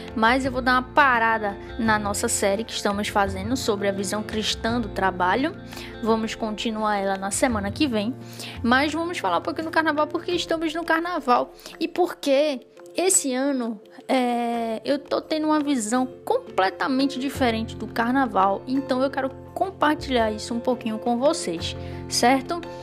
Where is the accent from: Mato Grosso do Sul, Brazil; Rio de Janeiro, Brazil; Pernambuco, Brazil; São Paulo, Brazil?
Pernambuco, Brazil; Recife; Aqui em Recife, Pernambuco, que é de onde eu sou